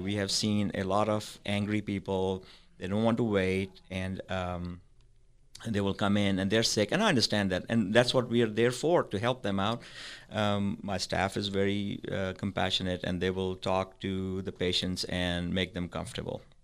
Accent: Pakistan; moved away as an adult; also born or lived in Madison; now in Parker County, Texas, United States; I was raised in Pakistan. I came here in ninety-six

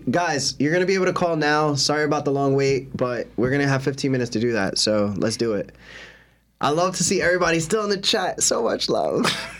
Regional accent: New Jersey, United States; we're from Jersey

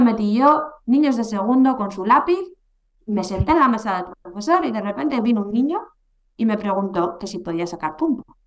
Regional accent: Bilbao, Basque Country, Spain; aquí a mi tierra

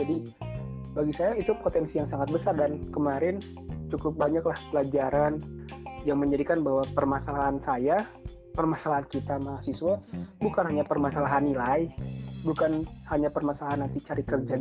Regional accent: Rajapolah, West Java, Indonesia; saya dari Raja Polah

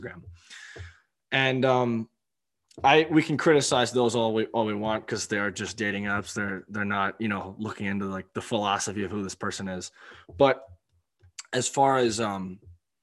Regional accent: Maryland, United States; I'm from Maryland

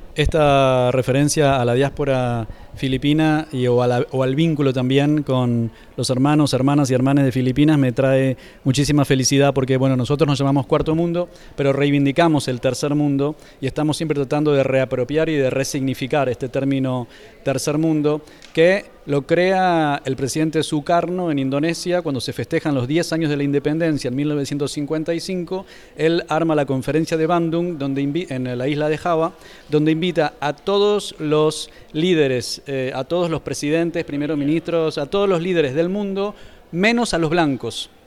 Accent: Argentina; now in Spain; me fui de Argentina, aunque mi pasaporte soy argentino

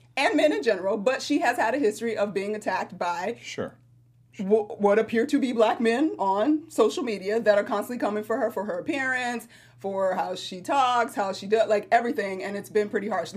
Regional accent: Atlanta, Georgia, United States; my hometown, ATL

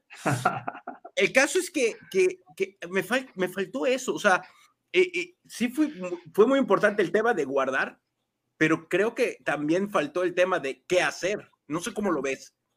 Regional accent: Mexico City, Mexico; yo nací en Ciudad de México, con una familia de, de, Ciudad de México

